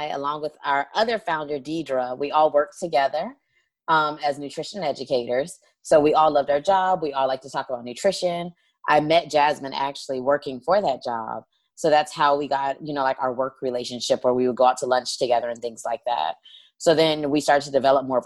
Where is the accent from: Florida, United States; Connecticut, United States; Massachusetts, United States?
Florida, United States; Miami; I'm from Miami, Florida